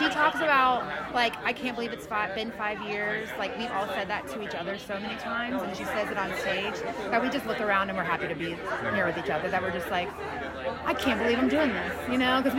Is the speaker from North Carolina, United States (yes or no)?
yes; North Carolina, United States; also born or lived in Atlanta, Georgia; I'm a Southern girl. I'm from North Carolina, right?